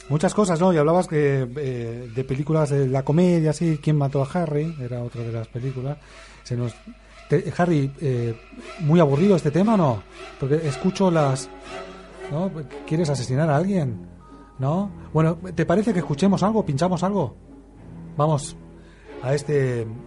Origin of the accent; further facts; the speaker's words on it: Argentina; moved away; aquel país lejano de donde yo vengo